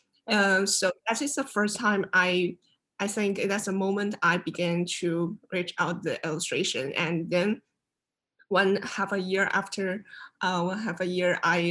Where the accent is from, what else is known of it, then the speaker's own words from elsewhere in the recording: China; moved away as an adult; now in Savannah, United States; I come from China. Now I'm studying illustration in Savannah College of Art and Design